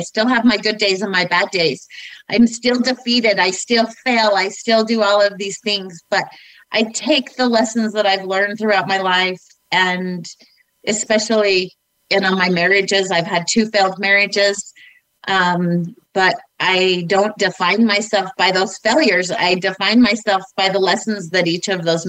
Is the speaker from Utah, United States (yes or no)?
yes; Northern Utah, United States; I grew up in Northern Utah